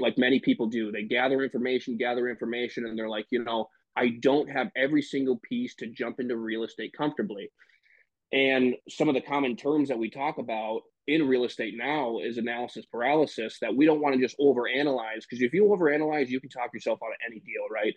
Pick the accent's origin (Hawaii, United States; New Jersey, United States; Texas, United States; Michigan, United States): Michigan, United States; now in Green Bay, United States; I am originally from Michigan uh, live in Green Bay, Wisconsin right now.